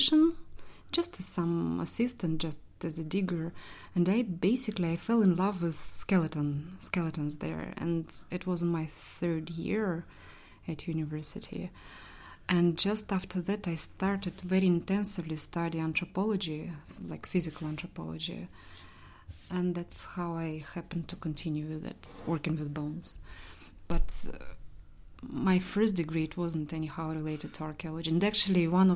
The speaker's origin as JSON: {"language": "English", "region": "Saint Petersburg", "country": "Russia", "moved": "as an adult", "lives_now": "Belfast, United Kingdom", "said": "I'm from St. Petersburg, I'm from Russia"}